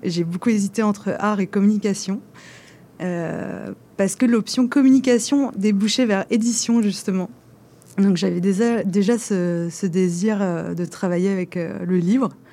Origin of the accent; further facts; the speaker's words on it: France; moved away; je suis française